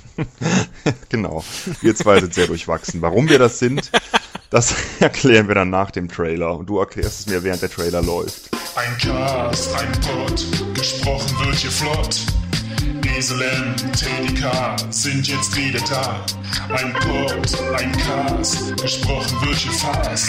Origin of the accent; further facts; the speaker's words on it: Cologne, North Rhine-Westphalia, Germany; natürlich bin ich Rheinländer, ich bin in Köln geboren